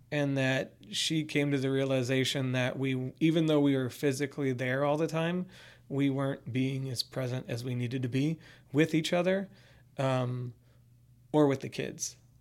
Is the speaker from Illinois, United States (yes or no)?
yes; Chicago suburbs, Illinois, United States; I grew up in the Chicago suburbs